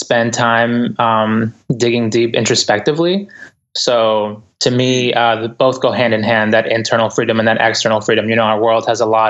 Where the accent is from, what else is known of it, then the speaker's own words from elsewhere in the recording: Boston, Massachusetts, United States; English is a second language; also born or lived in Ecuador; I grew up in the inner city in Boston, and I came to the United States back when, I'm originally from Ecuador, and family back here. I came to here when I was about 4 years old